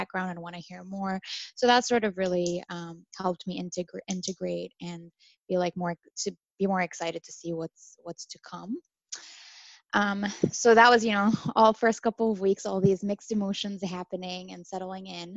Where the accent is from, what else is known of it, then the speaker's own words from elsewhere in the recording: Dubai, United Arab Emirates; moved away as an adult; also born or lived in Syria / Rochester, United States; now in United States; I am originally from Syria, but I was born and raised in Dubai.